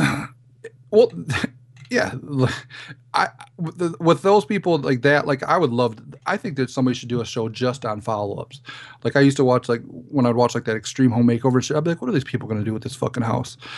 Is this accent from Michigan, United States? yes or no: yes; Detroit area, Michigan, United States; represent my hometown